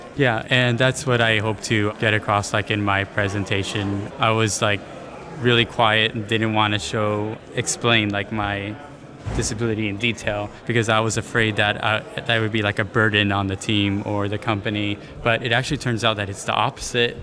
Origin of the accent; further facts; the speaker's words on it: San Diego, California, United States; I was raised here in San Diego